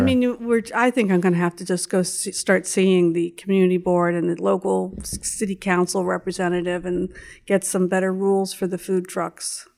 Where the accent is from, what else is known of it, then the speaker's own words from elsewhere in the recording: Pittsburgh, Pennsylvania, United States; moved away as an adult; also born or lived in Syracuse, New York / New York City; I was born in Pittsburgh, Pennsylvania